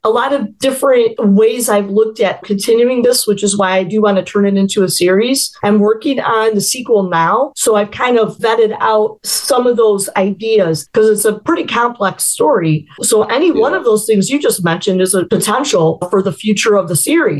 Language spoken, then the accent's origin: English; Chicago, Illinois, United States; I was born in the Chicago area, lived in Chicago a couple different times basically grew up in the Chicago suburbs